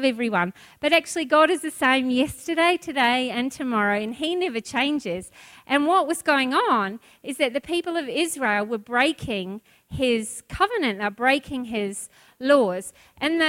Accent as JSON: {"language": "English", "country": "New Zealand", "moved": "yes", "lives_now": "Australia", "said": "I'm a Kiwi"}